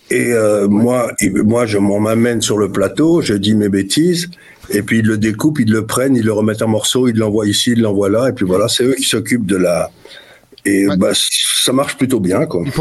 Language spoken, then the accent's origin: French; Syria; born there; c'est pour ça que je suis né en Syrie, mais j'ai je me suis toujours intéressé à ce qui se passait au Moyen-Orient